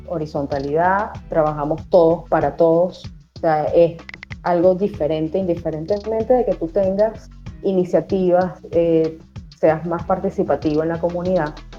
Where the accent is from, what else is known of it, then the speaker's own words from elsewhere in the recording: Venezuela; accent: Venezuelan; Universidad Central de Venezuela, mi país natal y en el que aún todavía vivo